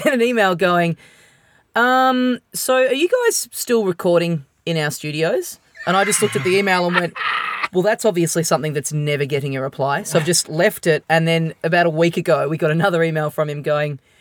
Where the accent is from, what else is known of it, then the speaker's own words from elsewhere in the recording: Melbourne, Victoria, Australia; we're from Melbourne.